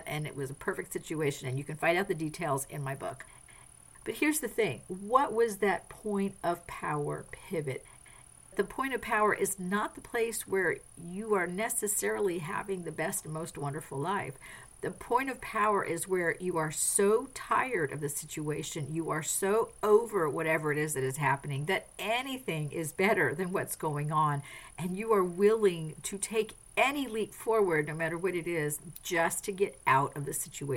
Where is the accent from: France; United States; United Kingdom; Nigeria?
France; moved away; I grew up in France. I speak French